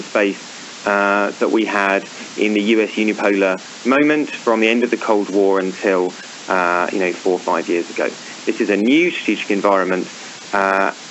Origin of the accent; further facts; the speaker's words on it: United Kingdom; moved away; I'm British, obviously. You'll probably guess from my accent.